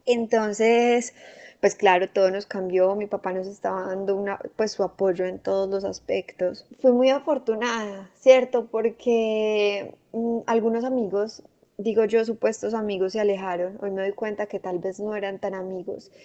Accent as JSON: {"language": "Spanish", "town": "Medellín", "region": "Antioquia", "country": "Colombia", "said": "yo soy de Medellín"}